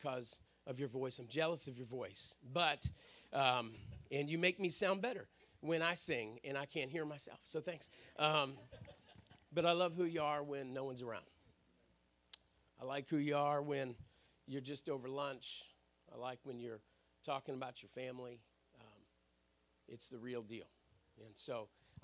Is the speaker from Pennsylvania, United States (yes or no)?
yes; Pittsburgh, Pennsylvania, United States; moved away; I grew up in Pittsburgh, Pennsylvania